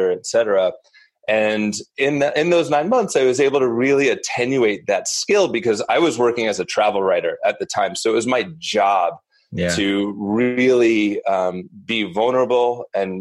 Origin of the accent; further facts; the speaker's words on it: Northeast, United States; also born or lived in New York City; I grew up in the Northeast and a relatively privileged insular upbringing